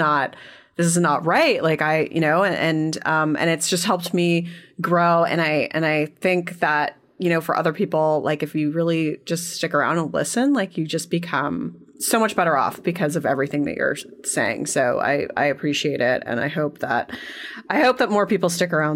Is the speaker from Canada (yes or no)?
yes; Canada; I'm Canadian